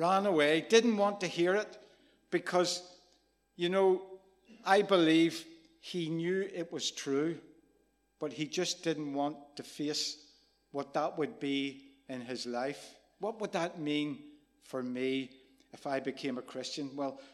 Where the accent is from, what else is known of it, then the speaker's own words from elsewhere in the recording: Rathcoole, Northern Ireland, United Kingdom; I was growing up in Rathcoole, there was two tribes.